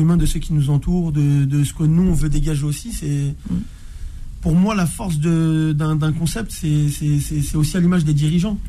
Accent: Orly, Île-de-France, France; je suis originaire pardon, de Orly dans le 94.

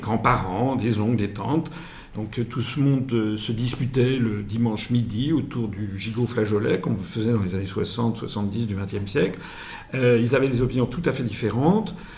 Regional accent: France; je suis français, euh, mes, quatre grands-parents venaient des quatre coins de France.

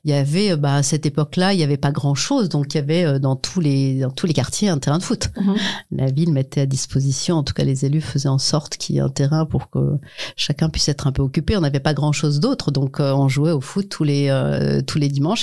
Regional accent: Illzach, Grand Est, France; Je viens de, de, de Mulhouse, enfin d'Ilzac, plus précisément, d'un ce qu'on va appeler d'un quartier

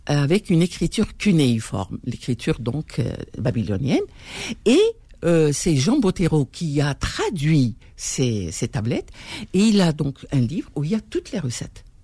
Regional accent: Algeria; Euh, il le faut, Parce qu'on est algérien quand même.

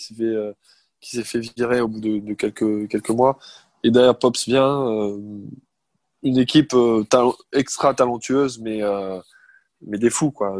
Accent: Alsace, Grand Est, France; moi je suis d'Alsace

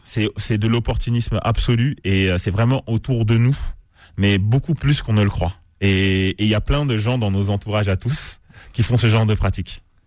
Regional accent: Cergy, Île-de-France, France; j'ai grandi à Cergy dans le 95

